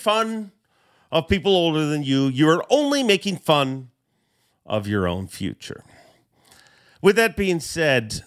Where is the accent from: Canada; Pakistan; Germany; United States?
Canada; I am a Canadian